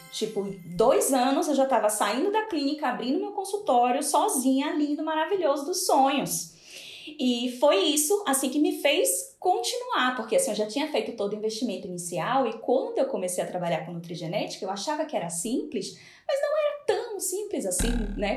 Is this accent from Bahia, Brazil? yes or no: yes; Salvador, Bahia, Brazil; moved away as an adult; now in Spain; sou de Salvador, hoje moro na Espanha